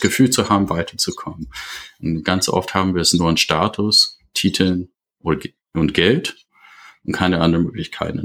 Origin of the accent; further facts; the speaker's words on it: United States; German is a second language; moved away as an adult; now in Germany; bin äh, aus einem englischsprachigen Raum äh, ursprünglich. Ich komme aus den USA. Ich bin seit 30 Jahren in Deutschland.